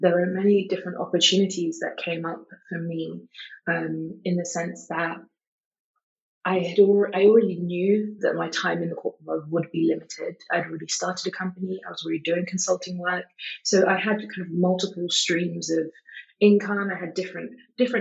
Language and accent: English; London, United Kingdom; I was born and bred in London, I've been in London my whole life